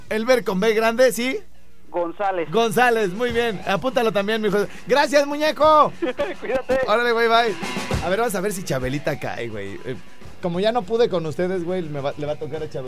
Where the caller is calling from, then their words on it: California, United States; los escucho acá en California y soy mitad gringa, mitad mexicana y estoy bien güerita.